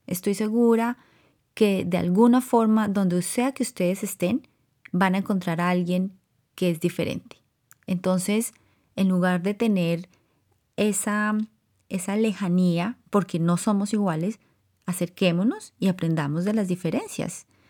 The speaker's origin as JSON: {"language": "Spanish", "country": "Colombia", "tie": "born or raised there", "moved": "yes", "lives_now": "California, United States", "said": "yo crecí en, en Colombia"}